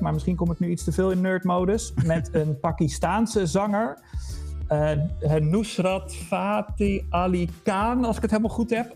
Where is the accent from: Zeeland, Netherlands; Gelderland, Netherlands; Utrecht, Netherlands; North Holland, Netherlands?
Gelderland, Netherlands; Harderwijk; ik kwam uit Harderwijk